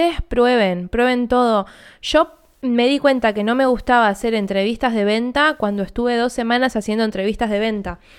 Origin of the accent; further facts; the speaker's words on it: Argentina; yo, como argentina y teniendo cuenta bancaria en Argentina, voy a elegir comprarlo a 250 mil pesos